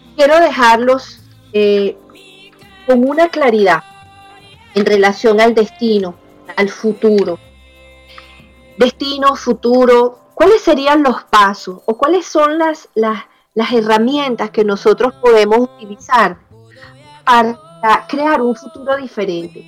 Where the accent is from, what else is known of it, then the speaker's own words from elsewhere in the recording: Venezuela; mi papá de origen italiano, mi mamá de origen español, yo nací en Venezuela